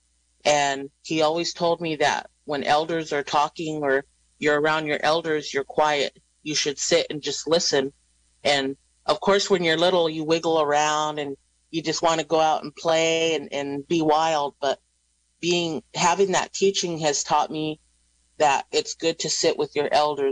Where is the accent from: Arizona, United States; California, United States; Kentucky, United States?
California, United States; Round Valley; Round Valley. Our valley had a boarding school there on the reservation